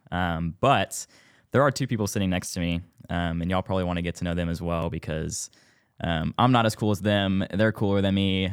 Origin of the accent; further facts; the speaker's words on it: Spring, Texas, United States; moved away as an adult; now in Bryan, United States; I am from Houston, Texas, Northwest Houston, um, spring to be exact.